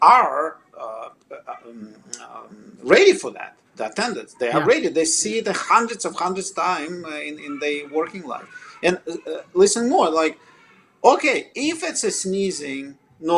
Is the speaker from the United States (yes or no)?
no; Russia; English is a second language; moved away as an adult; now in Toronto, Canada; I'm not born in Canada. I'm obviously from other country. I'm from Russia